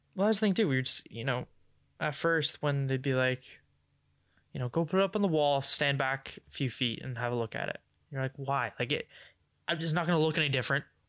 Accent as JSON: {"language": "English", "region": "England", "country": "United Kingdom", "said": "I'm English"}